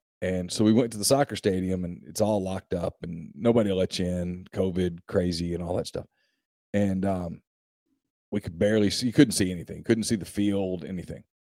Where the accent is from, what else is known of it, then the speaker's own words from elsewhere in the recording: Mississippi, United States; We're just kind of looking. We're from Mississippi.